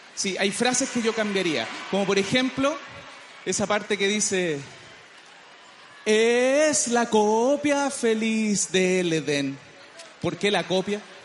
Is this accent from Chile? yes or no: yes; Chile; Yo soy súper chileno